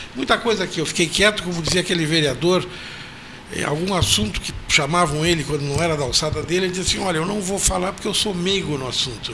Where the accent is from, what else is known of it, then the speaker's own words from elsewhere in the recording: Pedro Osório, Rio Grande do Sul, Brazil; Pedro Osório, onde eu nasci